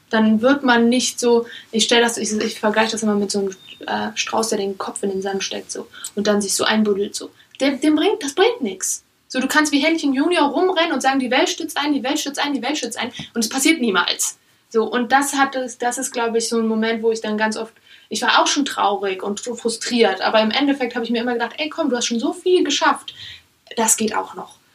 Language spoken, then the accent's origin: German; Germany; born there; Ich lebe in Deutschland. Ich bin in Deutschland geboren.